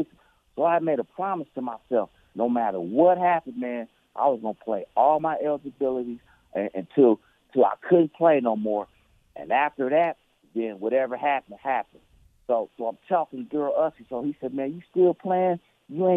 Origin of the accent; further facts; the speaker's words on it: Oakland, California, United States; born and raised in Oakland